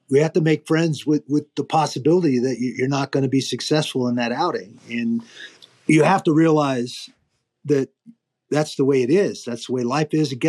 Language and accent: English; Pacific Northwest, United States; I grew up in the Pacific Northwest. We had mule deer and blacktail.